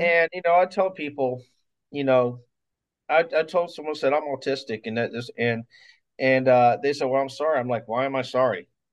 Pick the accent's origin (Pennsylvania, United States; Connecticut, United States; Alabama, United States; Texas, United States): Alabama, United States; Mobile; moved away as an adult; also born or lived in Florida; now in Mount Dora, United States; I'm from born and raised in Mobile, Alabama